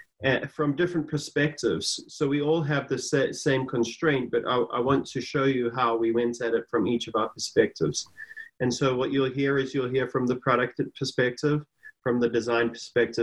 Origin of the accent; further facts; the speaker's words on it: South Africa; moved away; I'm from a different country. I'm originally from South Africa, been here for a while now